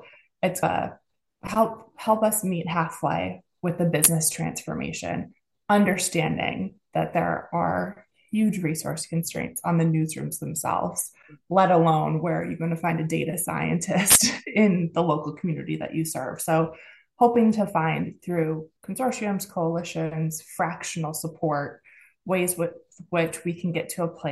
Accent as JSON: {"language": "English", "country": "United States", "accent": "American", "said": "you hear my accent, I'm American."}